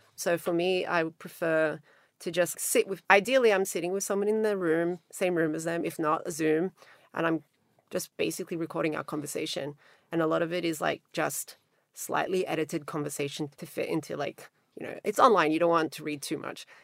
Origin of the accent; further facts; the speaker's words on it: Australia; accent: Australian twang; moved away as an adult; also born or lived in Montenegro / New York; now in Los Angeles, United States; I'm Australian, but I live in Los Angeles and I've lived there for a really long time. before that, I lived in New York, but I grew up mostly in Australia, also when I was little in the former Yugoslavia, in Montenegro.